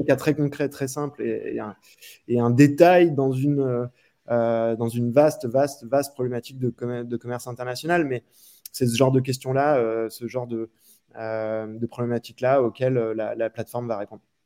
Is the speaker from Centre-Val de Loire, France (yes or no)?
no; Reims, Grand Est, France; moved away as an adult; also born or lived in Paris; J'étais de Reims à la base